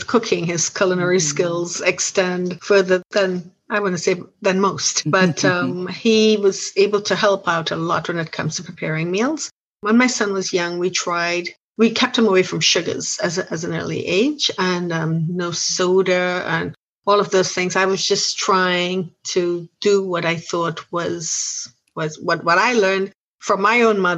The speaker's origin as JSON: {"language": "English", "country": "Trinidad & Tobago", "tie": "born or raised there", "moved": "yes", "lives_now": "United States", "said": "I am originally from Trinidad, of Trinidad and Tobago"}